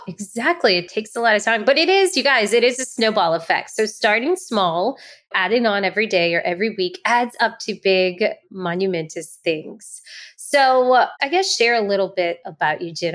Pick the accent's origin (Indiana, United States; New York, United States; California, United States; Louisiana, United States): Louisiana, United States; New Orleans; Southern Girl here, New Orleans